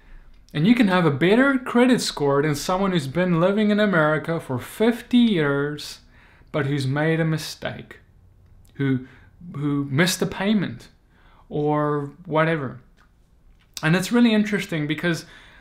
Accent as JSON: {"language": "English", "country": "South Africa", "moved": "as an adult", "lives_now": "United States", "said": "Moved from South Africa, my home country, all the way to the United States"}